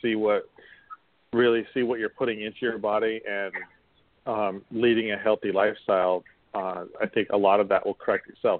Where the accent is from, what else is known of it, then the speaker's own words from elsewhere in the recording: Utah, United States; also born or lived in Las Vegas, Nevada / Portsmouth, Virginia / Washington, D.C.; now in Jacksonville, United States; I used to have hay fever really bad when growing up in Utah